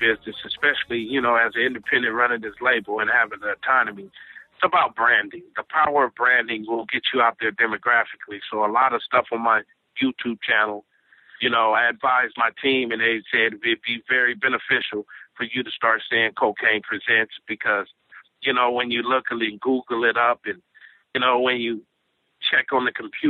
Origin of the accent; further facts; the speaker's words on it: West Coast, United States; also born or lived in Kingston, Jamaica (ancestry); we come from the West Coast